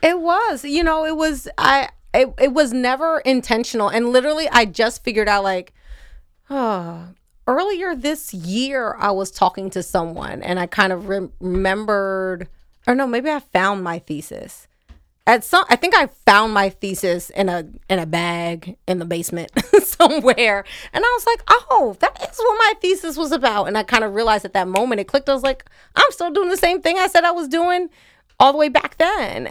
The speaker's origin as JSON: {"language": "English", "town": "Wilmington", "region": "Delaware", "country": "United States", "tie": "born or raised there", "said": "I am Wilmington native in that that's what the address said, but, um, my mother lived and still lives at Falcon Neyman's Road. So I'm definitely like a suburban kid"}